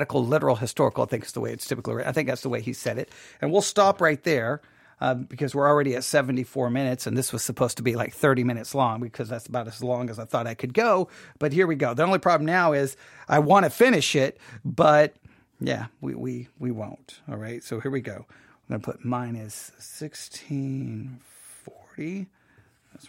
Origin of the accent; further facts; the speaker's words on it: Texas, United States; I'm from Texas